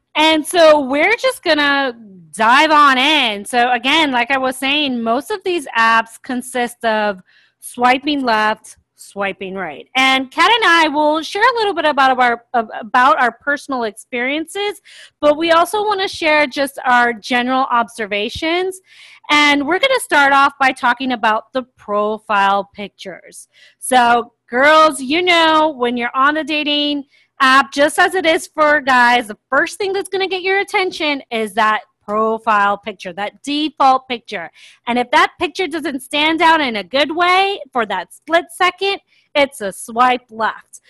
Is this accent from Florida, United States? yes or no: yes; Miami, Florida, United States; moved away as an adult; also born or lived in Sao Paulo, Brazil / London, United Kingdom / Grand Cayman, Cayman Islands; now in Atlanta, United States; I grew up mostly in Miami, Florida. I did live in London and Grand Cayman as a child, but mostly it was in Miami.